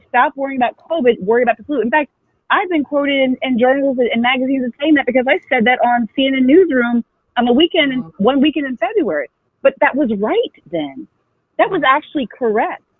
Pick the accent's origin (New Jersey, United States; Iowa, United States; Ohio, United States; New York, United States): Iowa, United States; I'm born and raised in Iowa, African American